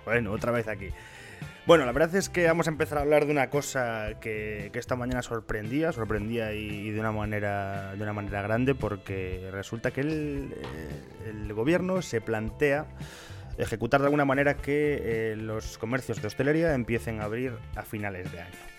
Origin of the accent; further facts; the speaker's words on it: Ponferrada, Castile and León, Spain; nosotros que somos de Ponferrada